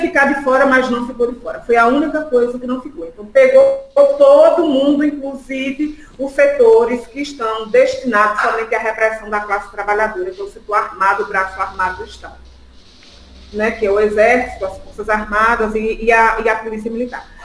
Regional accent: Sergipe, Brazil; accent: nordestina; also born or lived in Sertão de Pernambuco; now in São Paulo, Brazil; sou nordestina, todo mundo já pode conhecer pelo sotaque. Nasci no sertão de Pernambuco, me criei em Sergipe e agora estou aqui morando em São Paulo

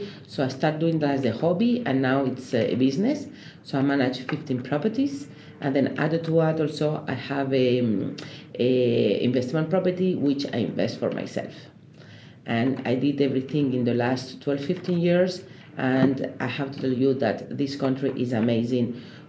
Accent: Spain; English is a second language; moved away as an adult; also born or lived in France / Brussels / Madrid / Paris; now in United States; Well, actually, I'm from Spain.

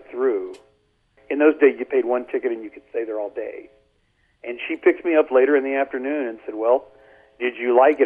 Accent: Beaumont, Texas, United States; I grew up in the north end of Beaumont.

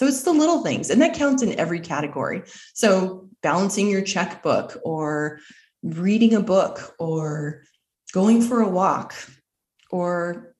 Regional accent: Arizona, United States; I'm from Arizona.

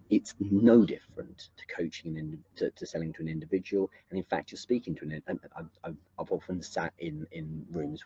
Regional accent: England, United Kingdom; I'm English as well

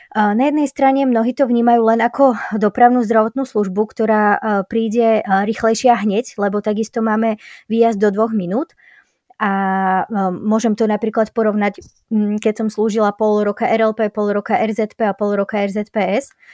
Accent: Slovakia; traja sme boli zo Slovenska, lekár, záchranár a Zachranárka a zdravotná sestra

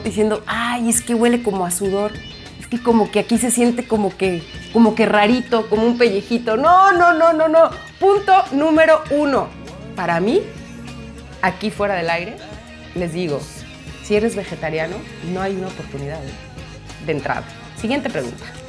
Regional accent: Guadalajara, Jalisco, Mexico; moved away as an adult; also born or lived in Mexico City; regresarme a mi pueblo, mi hermosa perla tapatía

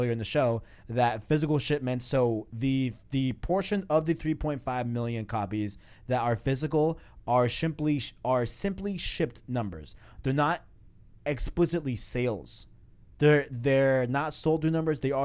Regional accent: New York City, New York, United States; I'm from Queens. You know what I'm saying? So, like, seeing, like, those low, like, residential houses, like, is very nostalgic to me

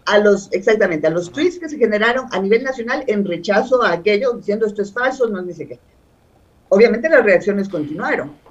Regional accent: Ecuador; como una ecuatoriana más

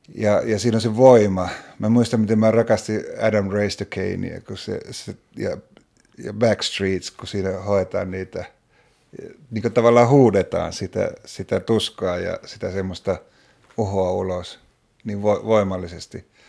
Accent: Oulu, North Ostrobothnia, Finland; mä oon Oulusta kotoisin, Oulussa asuin silloin

